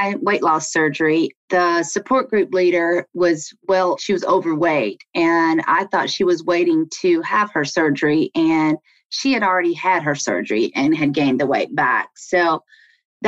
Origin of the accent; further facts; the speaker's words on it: Alabama, United States; moved away as an adult; also born or lived in Washington, D.C.; now in Maryland, United States; I grew up in Alabama